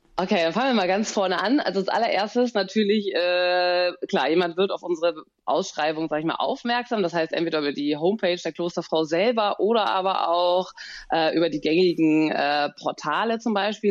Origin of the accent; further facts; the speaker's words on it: Bonn, North Rhine-Westphalia, Germany; ich bin ja eine gebürtige Bonnerin